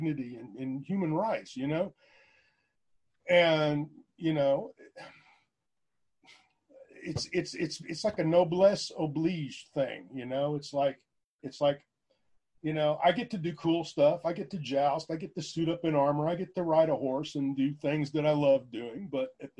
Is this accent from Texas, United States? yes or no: yes; Houston, Texas, United States; also born or lived in San Marcos, Texas; I grew up in Houston. I mean, I was born in Houston